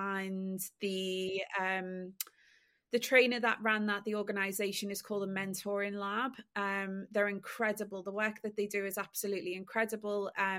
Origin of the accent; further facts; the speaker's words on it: Liverpool, North West England, United Kingdom; now in London, United Kingdom; I am a Scouser that lives in London and has been working in the luxury fashion industry for the last 12 years.